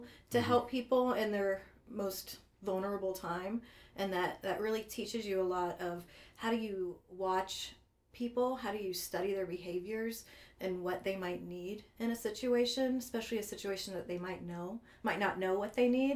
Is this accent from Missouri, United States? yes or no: yes; Eureka, Missouri, United States; moved away as an adult; also born or lived in Anchorage, Alaska / Warrensburg, Missouri / Kansas City area; now in Kansas City, United States; I grew up in the St. Louis area